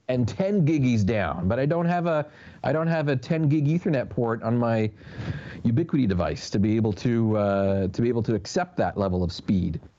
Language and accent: English; Canada; moved away; as a Canadian